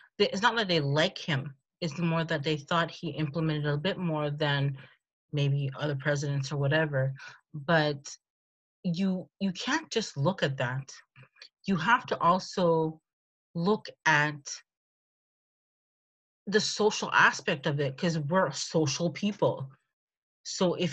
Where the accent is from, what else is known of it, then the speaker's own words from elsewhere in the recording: Canada; also born or lived in United States; I'm Canadian